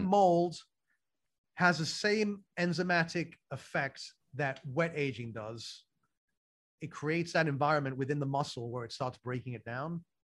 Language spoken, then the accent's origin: English; London, United Kingdom; moved away; so I grew up in London